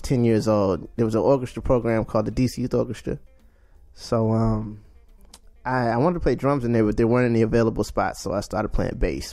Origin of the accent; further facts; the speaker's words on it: Washington, District of Columbia, United States; also born or lived in Charlotte, North Carolina; I'm from Washington, D C. I was born in Charlotte, North Carolina, but raised in D C.